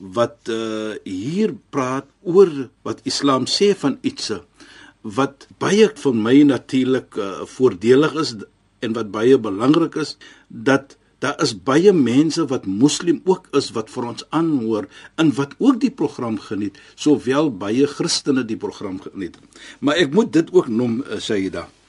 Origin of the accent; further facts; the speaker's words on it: South Africa; ons Suid-Afrikaners